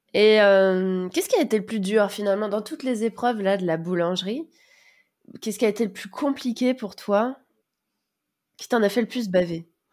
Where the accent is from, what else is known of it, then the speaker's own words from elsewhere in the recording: France; moved away as an adult; now in Sofia, Bulgaria; en tant que Français